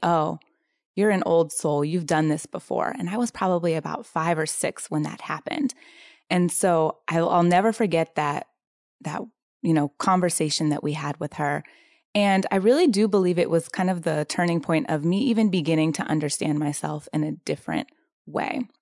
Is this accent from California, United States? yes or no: yes; San Diego, California, United States; I'm from San Diego. And I, um, am, consider myself incredibly grateful to have grown up in Southern California